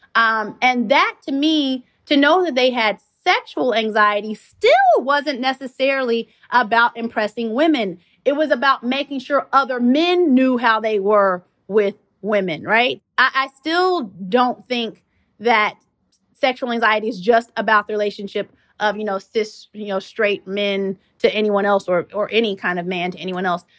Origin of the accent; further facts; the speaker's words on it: Kentucky, United States; moved away as an adult; I'm a country mouse, you know, I come from Kentucky